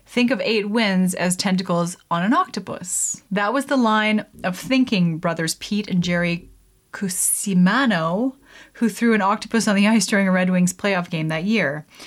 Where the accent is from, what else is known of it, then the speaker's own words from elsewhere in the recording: Canada; I'm Canadian